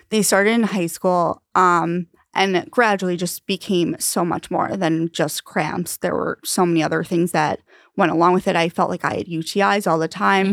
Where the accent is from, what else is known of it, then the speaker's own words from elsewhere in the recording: Long Island, New York, United States; also born or lived in Ithaca; now in New York City, United States; I am from Long Island